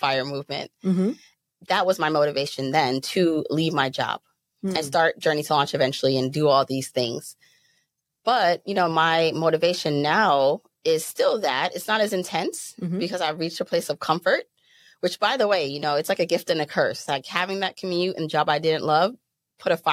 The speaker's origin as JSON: {"language": "English", "country": "Jamaica", "tie": "born or raised there", "also_born_or_lived": "Brooklyn, New York", "moved": "yes", "lives_now": "United States", "said": "I was born in Jamaica."}